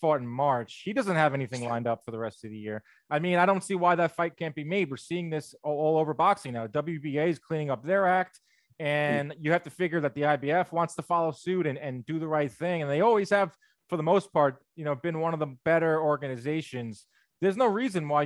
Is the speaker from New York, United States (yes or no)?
yes; New York City, New York, United States; I'm from New York City